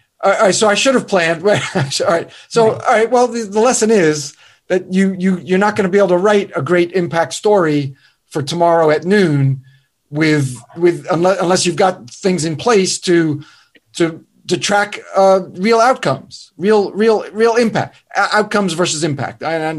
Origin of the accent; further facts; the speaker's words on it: Northern United States, United States; now in North Carolina, United States; Well, I'm in North Carolina now, but I'm from the North, which is, you know, you're screwed.